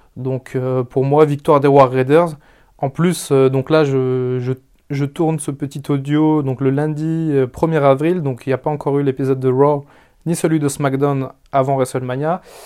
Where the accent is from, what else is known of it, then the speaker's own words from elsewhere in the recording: France; je viens de France